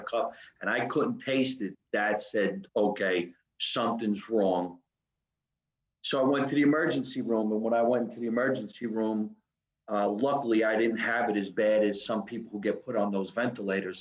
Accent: New Jersey, United States; I'm from New Jersey

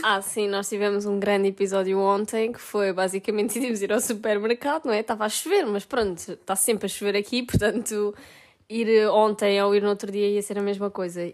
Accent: Portugal; moved away as an adult; now in Italy; para nós que somos portugueses

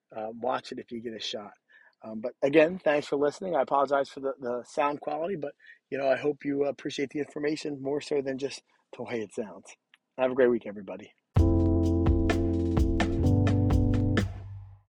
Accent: United States; we as American people

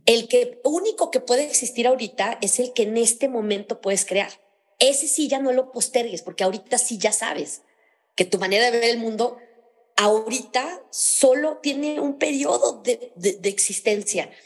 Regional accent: León, Guanajuato, Mexico; moved away as an adult; now in Mexico City, Mexico; yo soy originaria de una parte de México que se llama León, Guanajuato, está en el centro del país. Entonces, eh, viví ahí toda mi vida, hasta hace 20 años me vine a vivir a Ciudad de México

